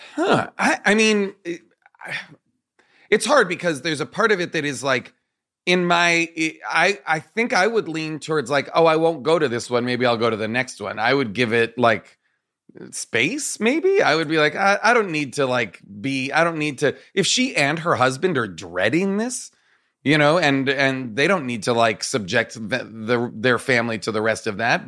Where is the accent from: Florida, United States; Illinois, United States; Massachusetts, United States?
Massachusetts, United States; Nahant; born or raised there